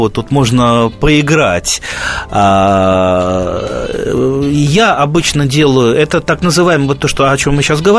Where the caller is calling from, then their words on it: Khakassia, Russia; Я из Хакасии звоню.